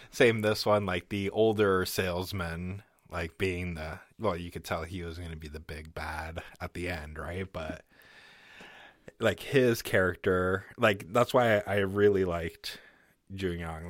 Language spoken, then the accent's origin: English; Canada; I'm fucking Canadian